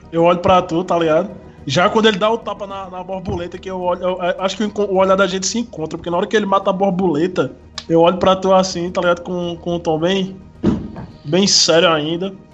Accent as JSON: {"language": "Portuguese", "town": "Ingá", "region": "Paraíba", "country": "Brazil", "tie": "born or raised there", "said": "Fui acostumado, criado ali no, na, nas redondezas de Ingá, jogando bola descalço na terra."}